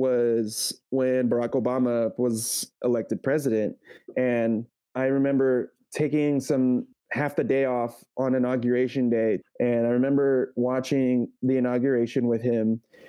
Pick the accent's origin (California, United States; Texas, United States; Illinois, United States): California, United States; San Jose; now in San Francisco, United States; Growing up in San Jose, for the most part, I was a lot more comfortable with my Mexican style.